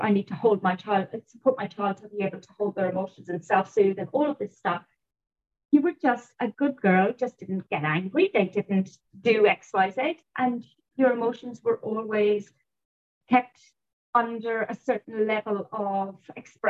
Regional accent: Ireland; I was brought up in Ireland

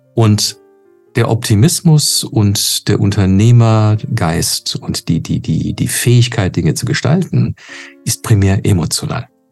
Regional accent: Canada; moved away; ich bin in Kanada geboren und aufgewachsen

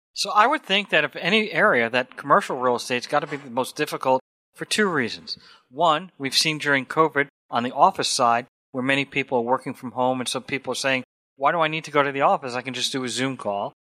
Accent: New York, United States; I grew up in New York

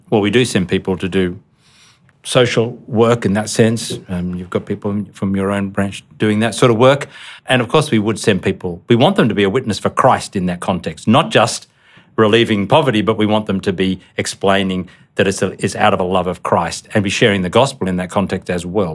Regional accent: Australia; also born or lived in Indonesia; as an Australian

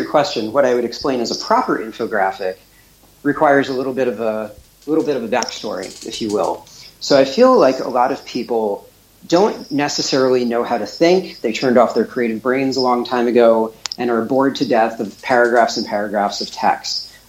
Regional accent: Pomona, New York, United States; I was born and raised near Muncie. I grew up in Pomona, if you all know the area.

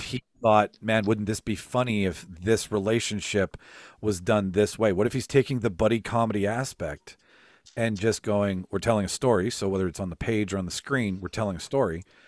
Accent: Canada; we're from Canada, so we dance we dance with our with our Canadian family

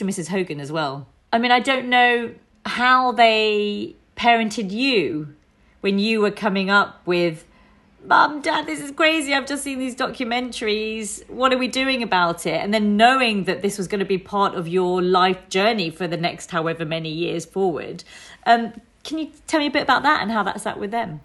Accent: United Kingdom; the environment that I was raised in as a British Indian, second generation immigrant

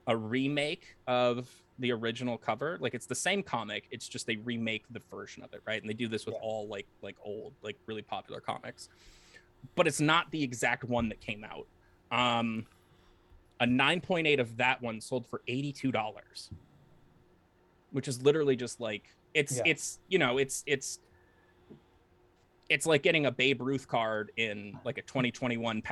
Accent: New England, United States; growing up in New England, like in like early 2000s

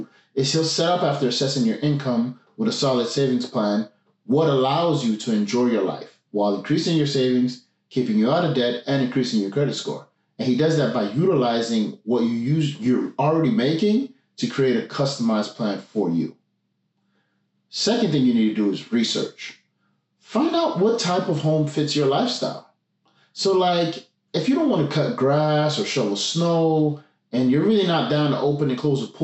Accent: Montreal, Quebec, Canada; now in Gatineau, Canada; I'm from Montreal, currently living in Gatineau

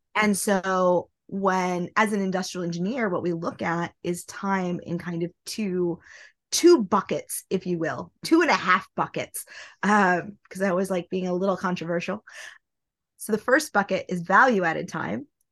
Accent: Nebraska, United States; now in New York City, United States; I live in New York City. I am originally from Nebraska

